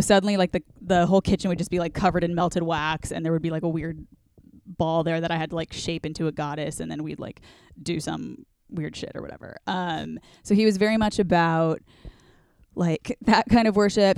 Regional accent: Orange County, California, United States; growing up in Orange County

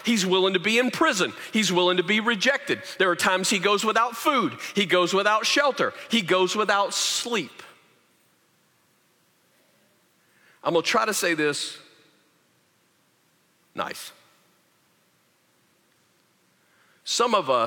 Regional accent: the South, United States; moved away; I grew up in the South

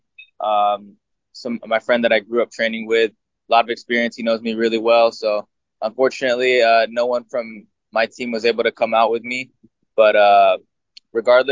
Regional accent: United States; I was born in America, but my national, my blood is Filipino

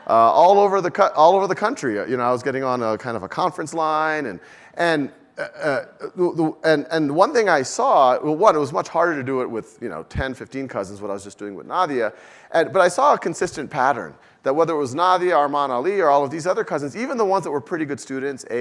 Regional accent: New Orleans, Louisiana, United States; moved away; also born or lived in Boston / Mountain View; I was born and raised in New Orleans.

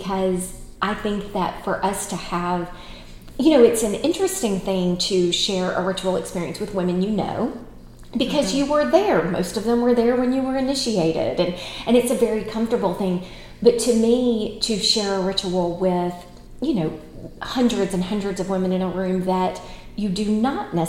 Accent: United States; as Americans

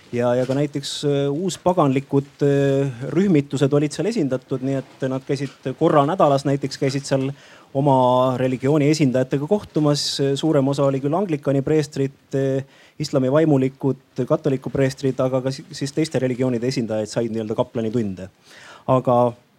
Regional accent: Vigala parish, Rapla County, Estonia; ma olen pärit väikesest maakohast Raplamaalt, Vigala vallast, Jõdivere külast, Aasa talust.

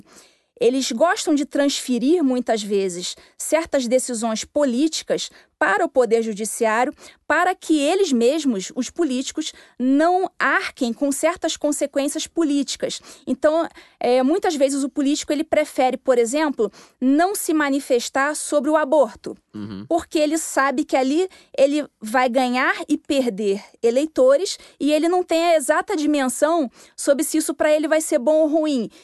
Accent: Rio de Janeiro, Brazil; moved away as an adult; also born or lived in Minas Gerais; eu tinha saído do Rio de Janeiro, sou carioca

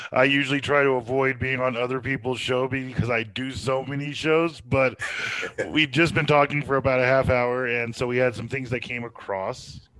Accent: Texas, United States; Well, I am a Texan.

